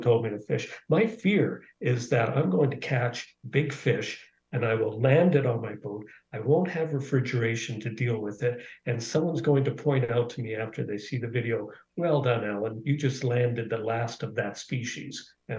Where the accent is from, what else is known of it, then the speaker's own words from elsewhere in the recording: Canada; also born or lived in Dublin, Ireland; We moved to Canada when I was 6